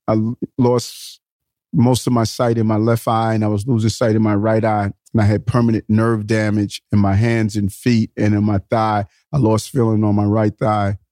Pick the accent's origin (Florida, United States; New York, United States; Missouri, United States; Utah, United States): New York, United States; New York City; also born or lived in Brownsville, Brooklyn; I spent my middle years from the age of seven to twenty in Queens